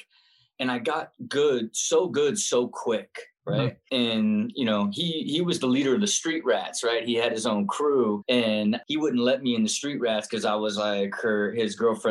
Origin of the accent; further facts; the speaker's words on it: Kettering, Ohio, United States; I grew up and was born in Kettering, Ohio.